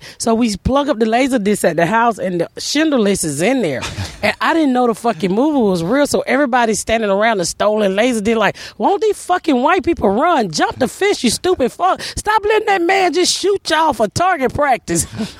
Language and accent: English; Atlanta, Georgia, United States; I grew up in Atlanta